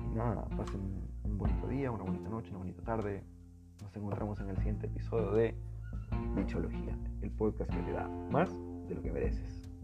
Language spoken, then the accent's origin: Spanish; Peru; esta es la raza peruana. Todos somos peruanos.